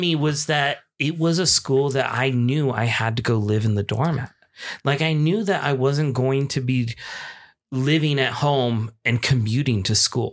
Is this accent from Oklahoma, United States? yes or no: no; Chino Hills, California, United States; also born or lived in San Francisco, California; my hometown, Chino Hills, California